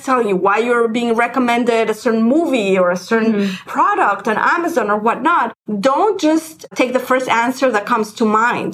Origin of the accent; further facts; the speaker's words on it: Mexico City, Mexico; moved away; I grew up in Mexico City